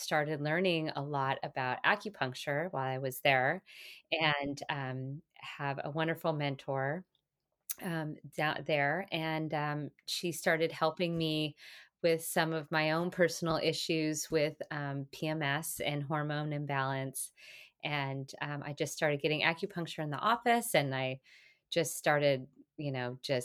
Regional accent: Portland, Oregon, United States; moved away as an adult; also born or lived in Santa Barbara, California; I am originally from Portland, Oregon

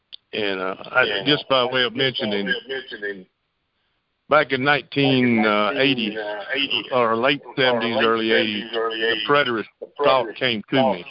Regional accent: Hattiesburg, Mississippi, United States; also born or lived in Sumrall, Mississippi; I'm from Hattiesburg, Mississippi. I live out of Hattiesburg in Sumrall.

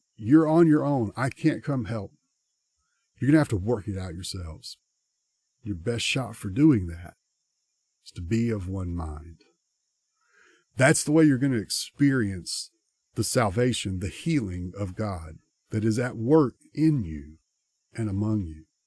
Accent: United States; us as American Christians because we live in a culture

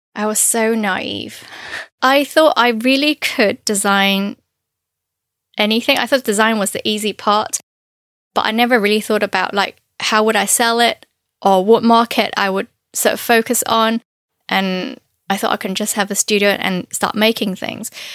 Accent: Canton area, Guangdong, China; moved away; I'm from Canton area. Uh, so the cuisine is very different compared to northern Chinese food

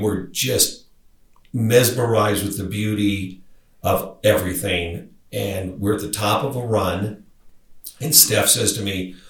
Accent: Lincoln, Nebraska, United States; moved away as an adult; also born or lived in Southern California; now in Evergreen, United States; So I grew up in Lincoln in my father's tire business.

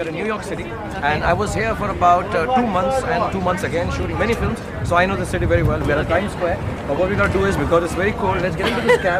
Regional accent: Delhi, India; I'm from Delhi

